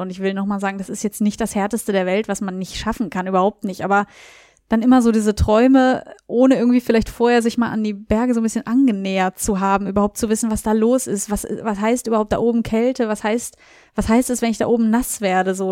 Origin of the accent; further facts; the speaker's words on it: Beverungen, North Rhine-Westphalia, Germany; now in Kassel, Germany; ich komme ja nicht ursprünglich aus Kassel, sondern aus Beverung, also ein bisschen weiter weg